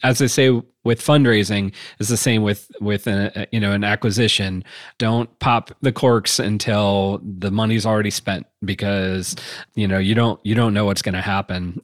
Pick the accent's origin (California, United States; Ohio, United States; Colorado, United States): Ohio, United States; Wooster; also born or lived in Chicago / Bay Area / Boulder / Austin; it was in Northeast Ohio, is in Worcester, which is my hometown